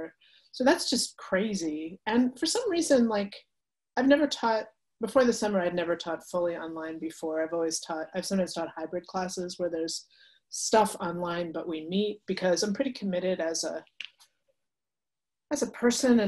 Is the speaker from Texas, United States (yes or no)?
no; Westchester County, suburbs of New York City, United States; I grew up in Westchester County